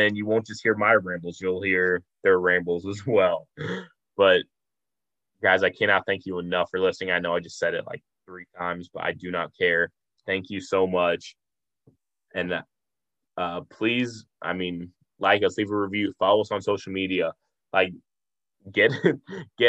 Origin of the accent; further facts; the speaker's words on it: Omaha, Nebraska, United States; I'm from Omaha